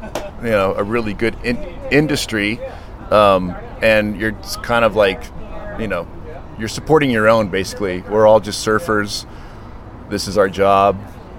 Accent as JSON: {"language": "English", "region": "Florida", "country": "United States", "tie": "born or raised there", "said": "When I was living in Florida, I grew up in Florida, I'd probably be singing a different tune."}